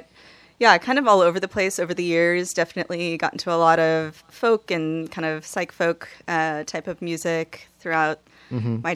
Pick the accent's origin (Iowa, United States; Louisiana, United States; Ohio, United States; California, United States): California, United States; Los Angeles; moved away as an adult; also born or lived in Santa Barbara; now in Portland, United States; I grew up in Southern California, in Los Angeles, and then Santa Barbara for a while before moving up to Portland in 2012